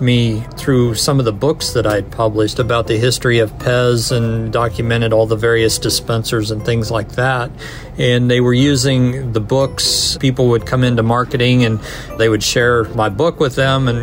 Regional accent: Kansas City, United States; moved away as an adult; now in Connecticut, United States; I'm actually from Kansas City

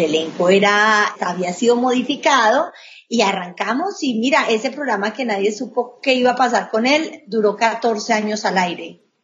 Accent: Colombia; now in Miami, United States; inmigrantes como yo, colombiana

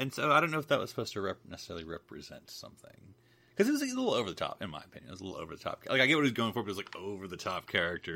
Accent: United Kingdom; I'm just a British

